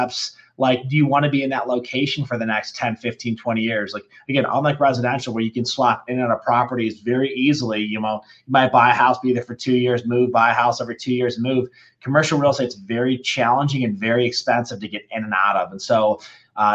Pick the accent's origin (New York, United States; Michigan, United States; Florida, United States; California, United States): Michigan, United States; moved away as an adult; now in Denver, United States; I grew up in Michigan and made the trek out here back a while ago